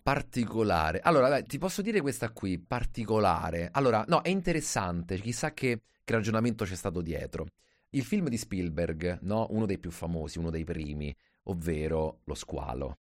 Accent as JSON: {"language": "Italian", "town": "Rome", "region": "Lazio", "country": "Italy", "said": "da romano"}